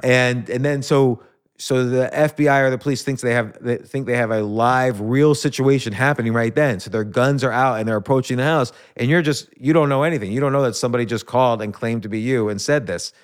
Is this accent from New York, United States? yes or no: yes; New York, United States; I was born in New York.